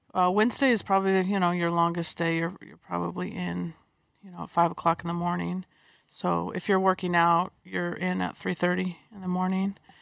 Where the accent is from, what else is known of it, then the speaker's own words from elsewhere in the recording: San Diego, California, United States; I grew up in San Diego